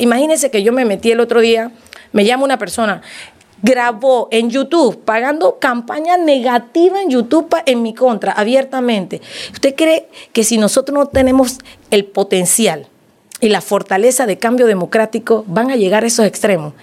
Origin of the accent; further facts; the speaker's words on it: Capira, Panamá Oeste, Panama; en Capira la gente me conoce la gente sabe de dónde vengo, saben que soy hija